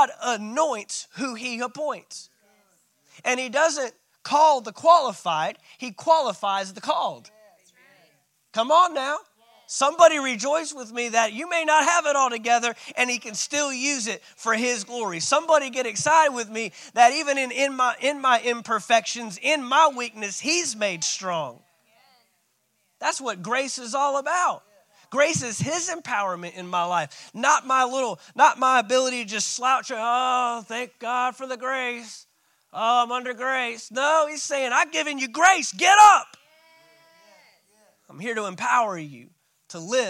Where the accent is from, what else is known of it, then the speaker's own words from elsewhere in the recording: Fort Worth, Texas, United States; moved away; also born or lived in St. Augustine, Florida / Valdosta, Georgia; I'm a city boy, man. I'm from Fort Worth, Texas.